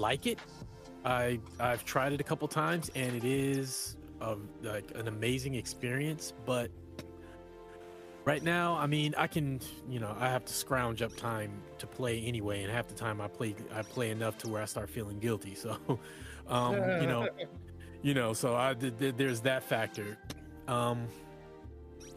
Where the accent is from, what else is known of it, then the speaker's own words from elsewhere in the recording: United States; moved away as an adult; now in Canada; born and raised in the States, and then I moved up here